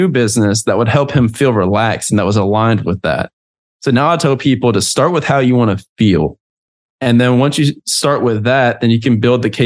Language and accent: English; Southern United States, United States; moved away; a kid that was raised up in the country in the Southern United States